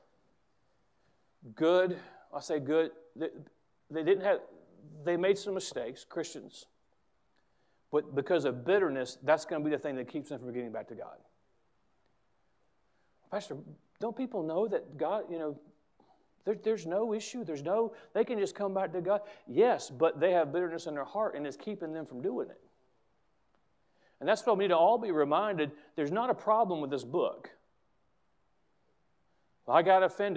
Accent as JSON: {"language": "English", "country": "United States", "said": "As an American"}